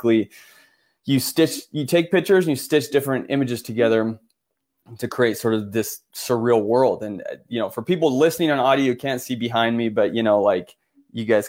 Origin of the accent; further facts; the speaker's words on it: Florence, Tuscany, Italy; born in Florence, but I'm half Italian, half American. My mom's American.